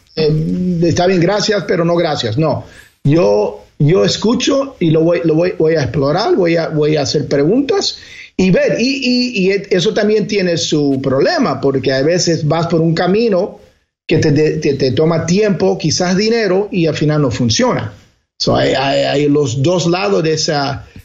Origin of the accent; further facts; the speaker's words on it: Elizabeth, New Jersey, United States; yo me crié, crié en New Jersey, en Elizabeth, New Jersey, había una comunidad eh, latina, particularmente cubana, muy grande